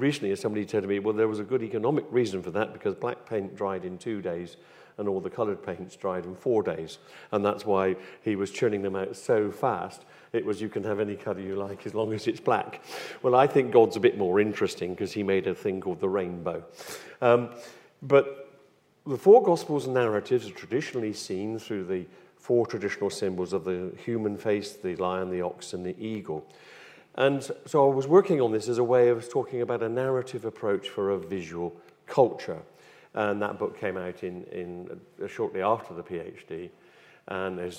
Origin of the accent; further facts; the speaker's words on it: West Country, South West England, United Kingdom; accent: West Country; As you can tell from my accent, I come from the West Country, and from where my parents' home was, there was a place where the trawlers would come up